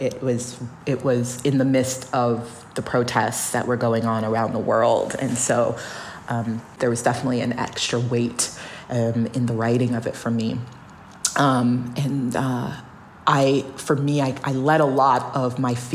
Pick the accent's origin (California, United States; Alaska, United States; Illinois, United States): Alaska, United States; growing up in Alaska or being a child of Nigerian immigrants